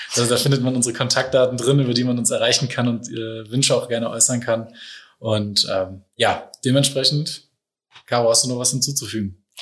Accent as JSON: {"language": "German", "town": "Ratingen", "region": "North Rhine-Westphalia", "country": "Germany", "moved": "as an adult", "lives_now": "Hamburg, Germany", "said": "Ich bin ähm, ursprünglich aus NRW, aus Rating und ähm, bin im März mit meiner Frau meiner Tochter nach Hamburg gezogen"}